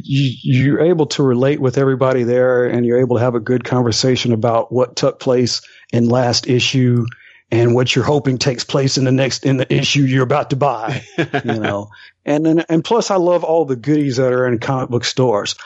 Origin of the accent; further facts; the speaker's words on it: Alabama, United States; I grew up here in Alabama, and my town is like population 2000, population 1800